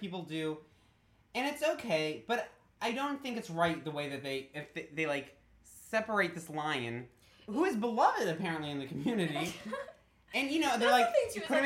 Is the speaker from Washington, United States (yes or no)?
no; New Jersey, United States; I grew up in New Jersey in an area that was very Korean